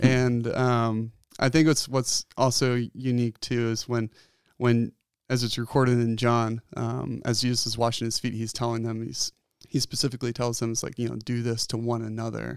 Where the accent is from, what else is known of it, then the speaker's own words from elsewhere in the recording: outside of Philadelphia, Pennsylvania, United States; moved away as an adult; also born or lived in Bozeman, Montana; now in Bend, United States; I was born and raised in Pennsylvania, outside of Philadelphia, on a dairy farm.